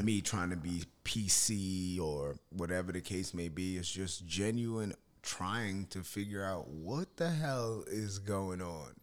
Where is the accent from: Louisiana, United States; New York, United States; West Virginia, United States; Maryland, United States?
New York, United States; Yonkers; we're both from Yonkers, so both of our families know each other